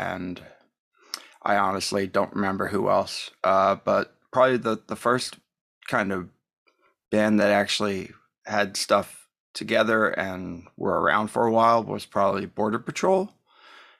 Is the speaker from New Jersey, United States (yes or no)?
yes; New Jersey, United States; also born or lived in Hoboken, New Jersey / Lambertville, New Jersey / Rochester, New York; I'm originally from New Jersey. Was born in Hoboken, and I moved to Lambertville in the 80s, and that's where I've pretty much resided.